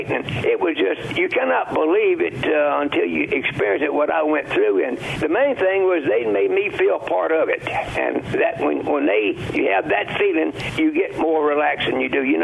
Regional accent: Grenada, Mississippi, United States; I would come back to my hometown of Grenada, Mississippi

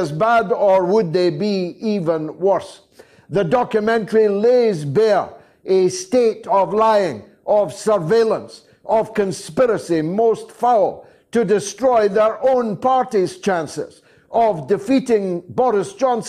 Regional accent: Scotland, United Kingdom; As a Scotsman

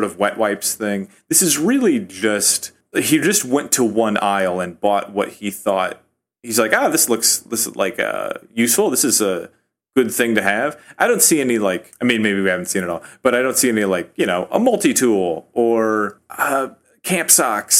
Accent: Rust Belt, United States; now in Chicago, United States; I'm from the Rust Belt

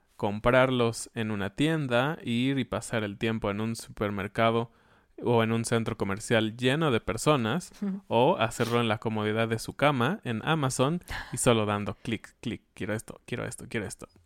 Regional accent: Mexico; como buenos mexicanos

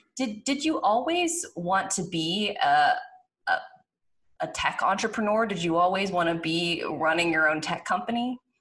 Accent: Pittsburgh, Pennsylvania, United States; moved away as an adult; also born or lived in Baton Rouge, Louisiana; now in Louisiana, United States; I'm not from down here originally. I'm from Pittsburgh, Pennsylvania, and I was in college when Katrina hit

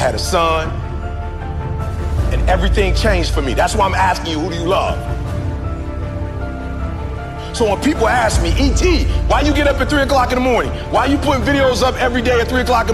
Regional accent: Chicago, Illinois, United States; My mama barely finished Dunbar. I'm from the South Side of Chicago

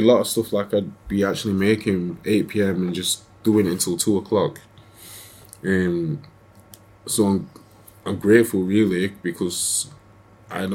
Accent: Sheffield, Yorkshire and the Humber, United Kingdom; I'm from Sheffield

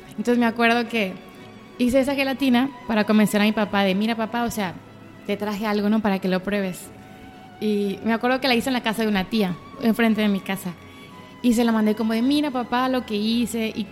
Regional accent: Culiacán, Sinaloa, Mexico; moved away as an adult; also born or lived in Puebla; Soy de aquí de Culiacán.

